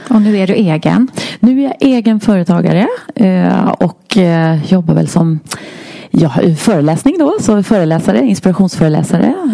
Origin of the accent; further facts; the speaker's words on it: Stockholm County, Sweden; kommer ifrån uppvuxen söder om Stockholm